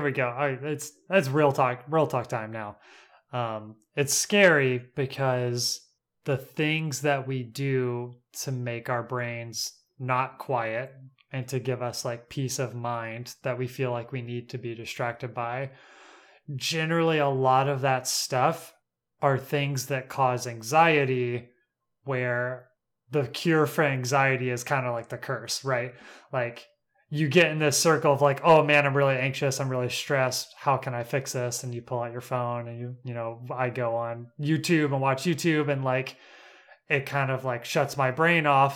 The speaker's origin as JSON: {"language": "English", "country": "United States", "tie": "born or raised there", "said": "I live on Lookout Mountain, is where I was raised"}